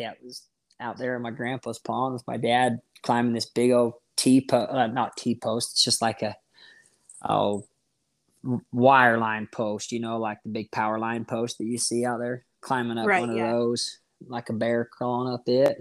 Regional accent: Roosevelt, Utah, United States; now in Spring City, United States; I am from Roosevelt, Utah, born and raised

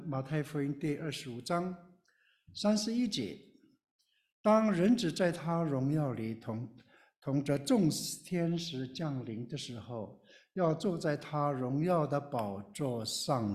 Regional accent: Taiwan; moved away as an adult; also born or lived in Taipei; now in Baltimore, United States; 我是从台湾来的少数民族，我是布农族

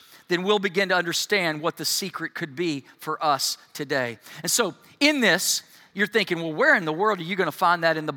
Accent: United States; being an American

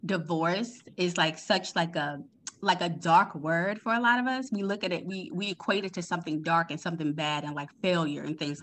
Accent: Baltimore, Maryland, United States; I was born and raised in Baltimore, Maryland.

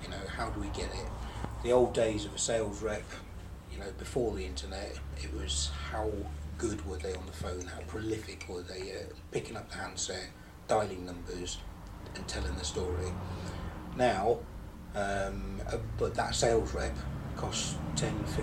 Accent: United Kingdom; we're still British

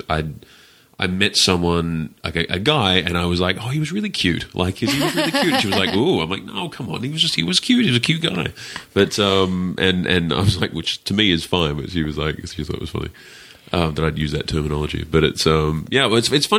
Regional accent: Australia; I'm definitely Australian

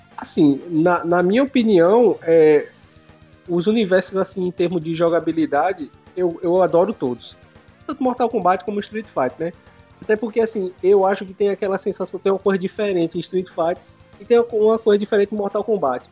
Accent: Pernambuco, Brazil; moved away as an adult; now in Caxias, Brazil; E eu sou de Pernambuco, sou descendente de Pernambuco. Só que eu morei, morei lá, cresci e tudo.

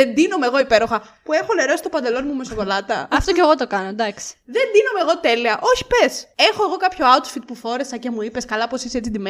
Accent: Crete, Greece; Είμαι από την Κρήτη. I'm from Crete.

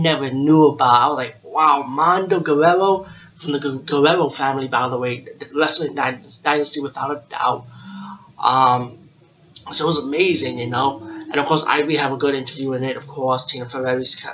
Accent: New York, United States; I'm from New York

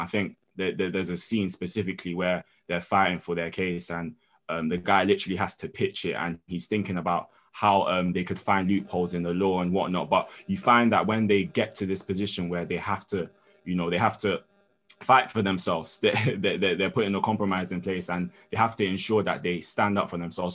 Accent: London, United Kingdom; I'm London born and raised, but I'm also Nigerian

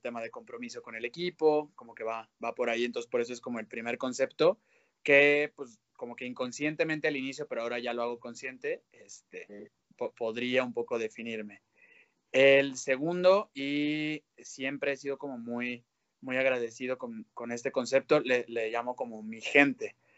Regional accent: León, Guanajuato, Mexico; moved away as an adult; also born or lived in Guadalajara / Mexico City; soy de León, estudié 18 años de mi vida, o bueno, 12 años de mi vida en el Instituto Lux

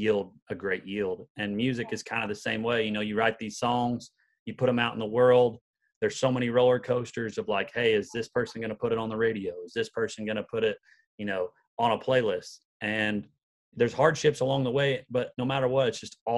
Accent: Patoka, Illinois, United States; moved away as an adult; now in Nashville, United States; I grew up in a little town in southern Illinois called Patoka, and it's a town of about 500 people

